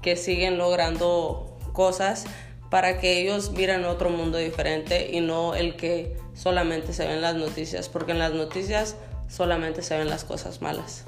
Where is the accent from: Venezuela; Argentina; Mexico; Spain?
Mexico; Sonora; now in United States; yo soy nacida en México, vivo en Estados Unidos